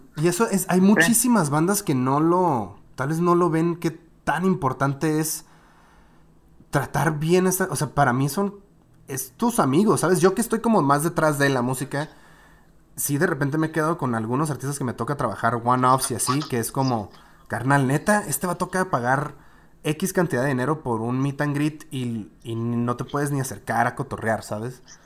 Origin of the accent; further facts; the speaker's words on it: northern Mexico, Mexico; somos norteños